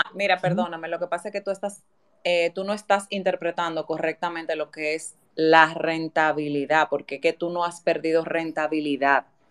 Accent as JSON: {"language": "Spanish", "country": "Dominican Republic"}